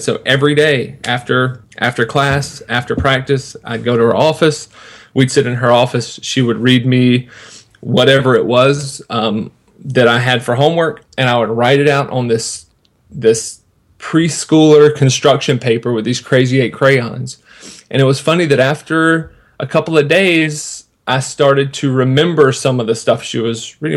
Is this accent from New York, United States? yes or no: no; Sanford, North Carolina, United States; I was born in in North Carolina, in a little town called Sanford, and from kindergarten until the time I graduated high school, I went to the same Christian school